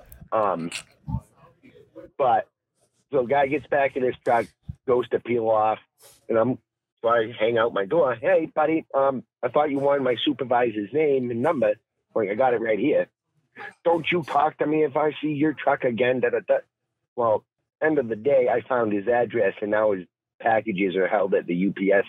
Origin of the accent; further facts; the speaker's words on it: Maine, United States; accent: Maine; now in New Hampshire, United States; I grew up in Maine, so I kind of got the Maine accent still